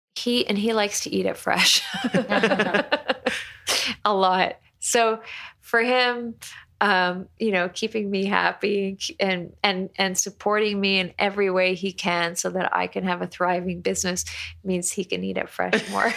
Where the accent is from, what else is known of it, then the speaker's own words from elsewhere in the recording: Toronto, Ontario, Canada; moved away; I'm Canadian. I'm from Toronto.